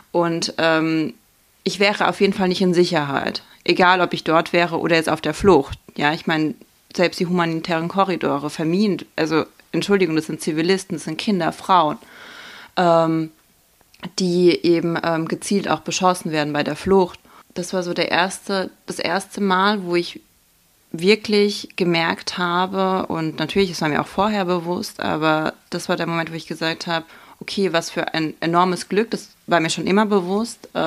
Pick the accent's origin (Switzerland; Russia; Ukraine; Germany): Ukraine; Starokostiantyniv, Khmelnytskyi Oblast; Chmielnicka auf Ukrainisch, auf Russisch nennt man das eigentlich Helnitskaya, aber ähm, genau, und da komme ich her und aus der Stadt Starokonstantinev.